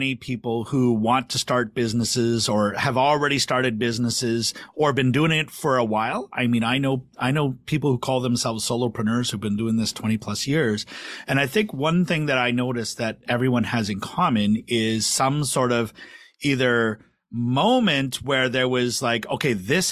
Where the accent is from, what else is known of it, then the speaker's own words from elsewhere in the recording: Canada; as a Canadian